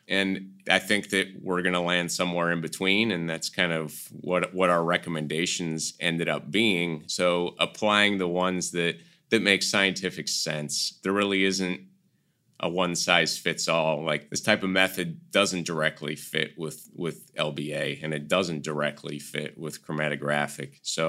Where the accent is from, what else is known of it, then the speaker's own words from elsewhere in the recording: Kansas City, Missouri, United States; now in North Carolina, United States; But I was born and raised on Kansas City barbecue, and it's just not the same here.